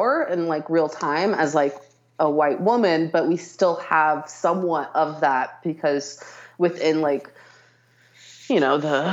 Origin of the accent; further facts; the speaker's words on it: Stockton, California, United States; I grew up in Stockton, California